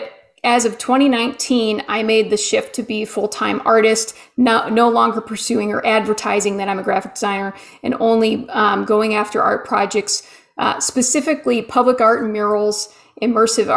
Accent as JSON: {"language": "English", "town": "Rocky River", "region": "Ohio", "country": "United States", "tie": "born or raised there", "also_born_or_lived": "Denver, Colorado / Boulder, Colorado", "moved": "as an adult", "said": "I grew up in Rocky River, Ohio, and I went out to art school in Denver in 1998."}